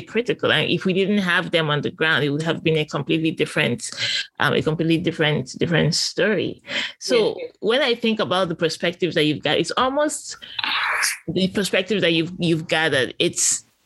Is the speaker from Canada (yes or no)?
no; Nigeria; I'm Nigerian